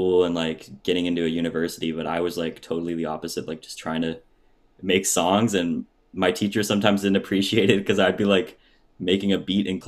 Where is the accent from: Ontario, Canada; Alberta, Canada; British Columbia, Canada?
British Columbia, Canada; Surrey; Surrey, which is Surrey, my hometown.